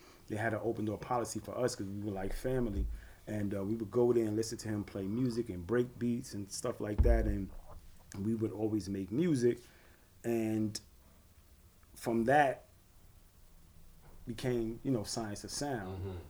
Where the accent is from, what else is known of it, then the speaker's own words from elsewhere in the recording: New York City, New York, United States; We were from Gates Avenue, neighboring blocks.